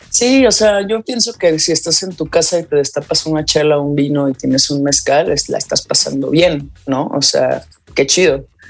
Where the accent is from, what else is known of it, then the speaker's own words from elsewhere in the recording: Guadalajara, Jalisco, Mexico; moved away; amo vivir aquí, yo soy de Guadalajara, pero tengo varios años por acá